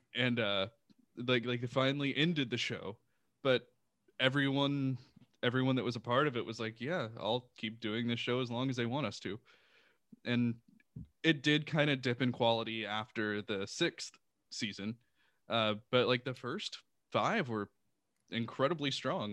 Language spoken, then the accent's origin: English; Houston, Texas, United States; moved away; I'm originally from Houston, Texas. Uh, so I lived in Houston